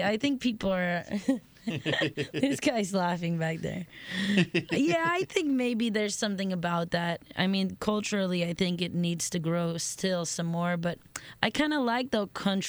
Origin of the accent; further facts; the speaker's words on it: Miami, Florida, United States; moved away as an adult; also born or lived in New Orleans / Madrid / Italy; I'm from Miami, born and raised, and lived in New Orleans for a little while, and then I went to Madrid to live